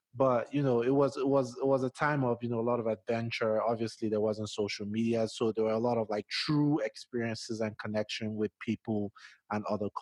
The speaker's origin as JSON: {"language": "English", "country": "Nigeria", "tie": "born or raised there", "accent": "Nigerian", "moved": "as an adult", "lives_now": "Denver, United States", "said": "growing up in Nigeria"}